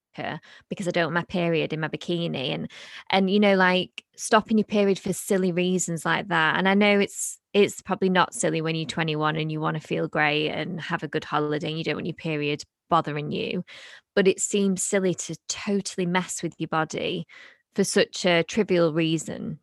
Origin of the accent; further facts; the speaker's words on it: United Kingdom; we're British